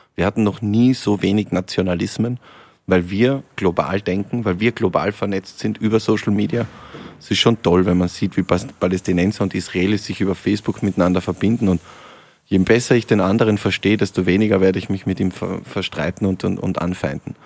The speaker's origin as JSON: {"language": "German", "town": "Lienz", "region": "Tyrol", "country": "Austria", "tie": "born or raised there", "moved": "yes", "lives_now": "Vienna, Austria", "said": "aus meiner Heimat, aus Osttirol, aus Lienz"}